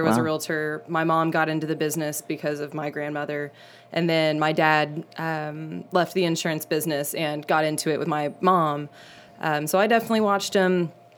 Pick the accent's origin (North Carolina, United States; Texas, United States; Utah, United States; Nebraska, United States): Texas, United States; Flower Mound; now in Austin, United States; I'm from the Dallas area originally, a little bubble suburb called Flower Mound